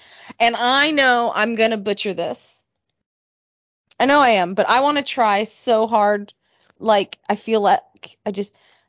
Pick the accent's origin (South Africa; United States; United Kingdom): United States; I'm from America